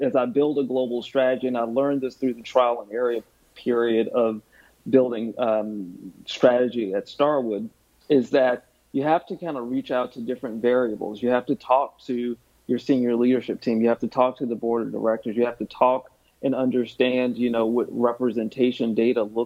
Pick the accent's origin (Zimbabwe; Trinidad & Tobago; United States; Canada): United States; the South; accent: twang; moved away as an adult; also born or lived in Park Ridge, New Jersey; I'm from the South, and I have a twang in my accent